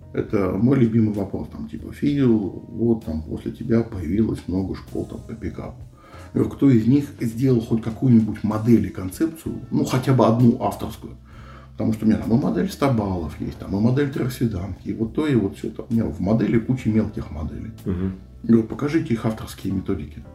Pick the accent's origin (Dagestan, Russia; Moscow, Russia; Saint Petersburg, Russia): Moscow, Russia; Я москвич